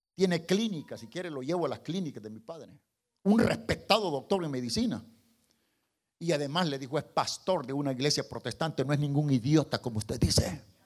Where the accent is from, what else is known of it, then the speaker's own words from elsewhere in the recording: El Salvador; Estoy hablando del Salvador, yo soy salvadoreño